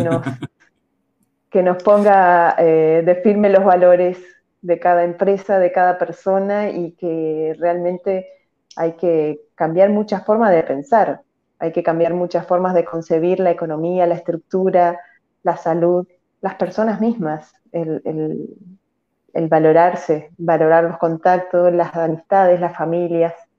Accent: Argentina; acá mi pueblo es muy pequeño

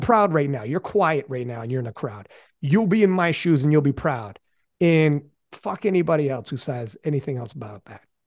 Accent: Canada; I'm from Canada

